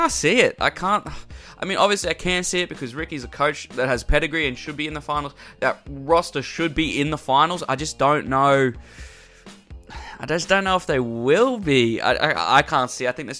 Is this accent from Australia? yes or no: yes; Queensland, Australia; as a Queenslander